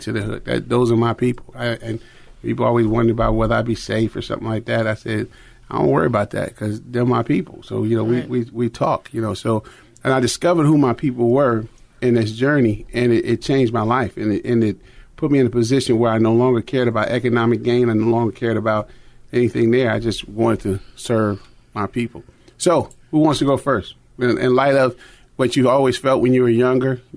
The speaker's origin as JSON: {"language": "English", "town": "Chicago", "region": "Illinois", "country": "United States", "tie": "born or raised there", "said": "growing up in Chicago in the 60s, Chicago was a black consciousness place"}